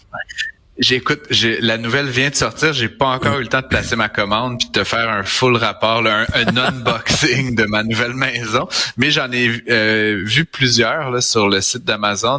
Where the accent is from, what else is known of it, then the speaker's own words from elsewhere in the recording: Deschambault, Quebec, Canada; Deschambault, dans mon dans mon village natal